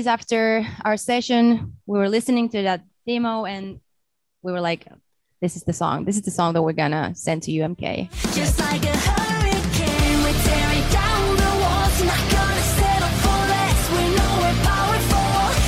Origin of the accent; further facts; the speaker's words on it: Pori, Satakunta, Finland; my hometown, Pori.